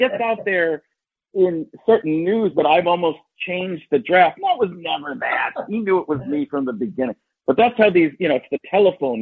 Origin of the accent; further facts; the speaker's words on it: Wisconsin, United States; moved away; I'm from Wisconsin.